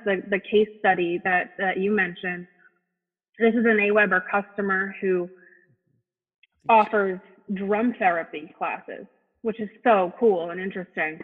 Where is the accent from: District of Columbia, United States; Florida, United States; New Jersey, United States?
New Jersey, United States; moved away as an adult; now in Philadelphia area, United States; I'm from the New York City area originally